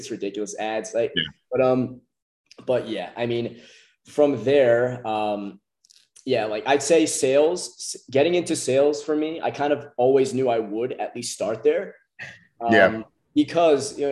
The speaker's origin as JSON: {"language": "English", "country": "United States", "said": "from US"}